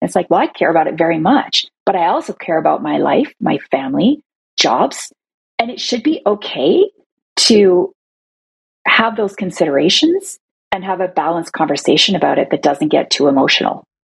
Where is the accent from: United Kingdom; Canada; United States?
Canada; Toronto, Ontario; I'm from Toronto